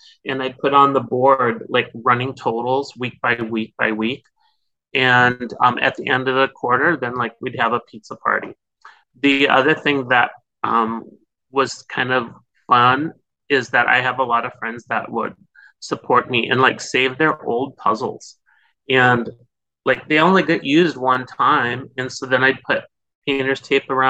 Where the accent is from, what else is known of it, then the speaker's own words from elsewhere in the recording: North Dakota, United States; moved away as an adult; now in California, United States; I'm originally from North Dakota, but I came out to California where I've been here teaching like forever.